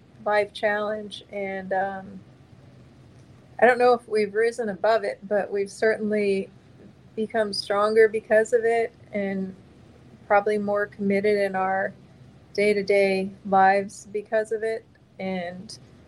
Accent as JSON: {"language": "English", "town": "Miami", "region": "Florida", "country": "United States", "tie": "born or raised there", "lives_now": "Naples, United States", "said": "I was born in Miami, Florida, but I've been in Naples since 1984"}